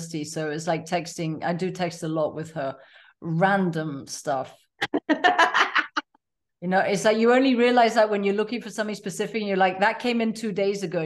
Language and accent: English; Tanzania; I was born and raised in Tanzania